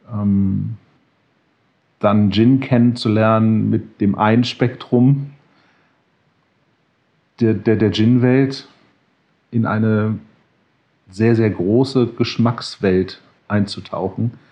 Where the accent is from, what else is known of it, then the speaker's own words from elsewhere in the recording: Connecticut, United States; moved away; also born or lived in Berlin, Germany / Sri Lanka / Los Angeles, United States; Also geboren in Berlin, aufgewachsen in den USA, in Connecticut, zurückgekommen nach Berlin, nach Westdeutschland, zurückgekommen nach Berlin, nach Sri Lanka für ein paar Jahre, zurückgekommen nach Berlin, lange in Berlin, nach Los Angeles gezogen